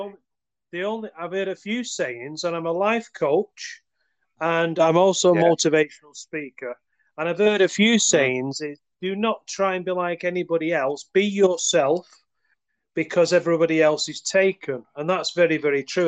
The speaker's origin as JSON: {"language": "English", "country": "United Kingdom", "said": "I'm from the UK."}